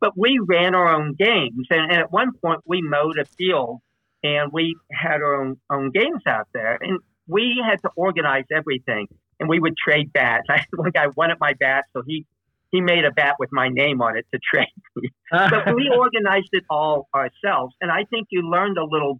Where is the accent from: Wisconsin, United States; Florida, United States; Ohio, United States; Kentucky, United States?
Kentucky, United States; outside of Louisville; now in Dayton, United States; I grew up outside of Louisville, Kentucky, in a court